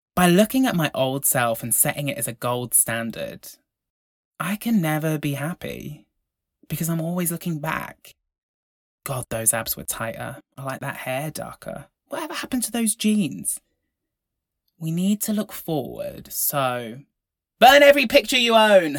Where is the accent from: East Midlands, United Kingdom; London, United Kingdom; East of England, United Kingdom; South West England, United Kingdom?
South West England, United Kingdom; Devon; I grew up in Devon.